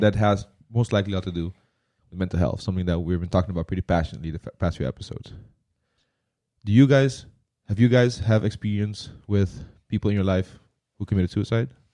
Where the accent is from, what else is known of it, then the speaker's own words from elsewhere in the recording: Curaçao; growing up on Curacao when we were younger